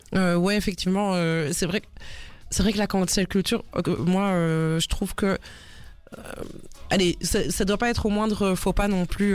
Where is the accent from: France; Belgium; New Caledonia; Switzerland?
Belgium; Brussels, Brussels-Capital Region; je viens de Bruxelles